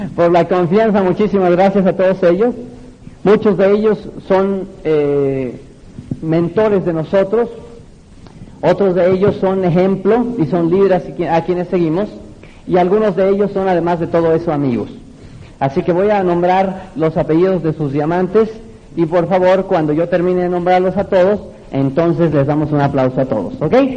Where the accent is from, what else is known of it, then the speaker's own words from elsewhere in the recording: Mexico; desde mi tierra, México, la tierra del mariachi